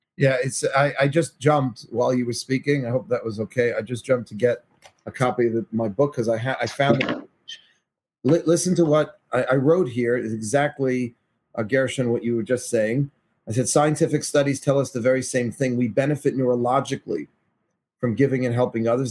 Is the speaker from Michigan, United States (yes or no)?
no; New York City, New York, United States; I'm from Forest Hills, Queens.